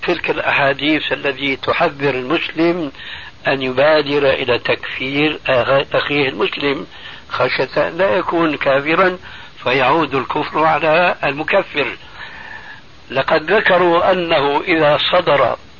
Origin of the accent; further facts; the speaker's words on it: Syria; عندنا في سوريا